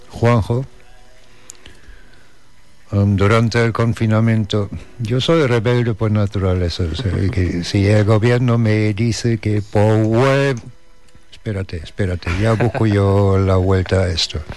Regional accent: Germany; born there; nací en Alemania por accidente. Por el mismo accidente tengo pasaporte alemán tengo más familia en Estados Unidos que en Alemania.

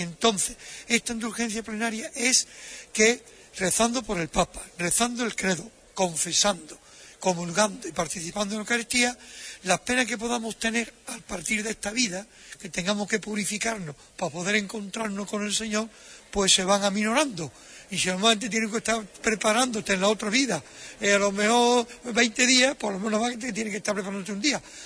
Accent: Nerva, Andalusia, Spain; moved away as an adult; also born or lived in Bollullos par del Condado / Rome; mi pueblo, en Nerva

